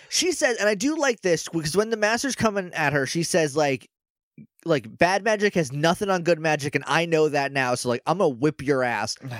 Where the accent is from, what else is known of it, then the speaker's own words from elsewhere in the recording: New Hampshire, United States; I'm from New Hampshire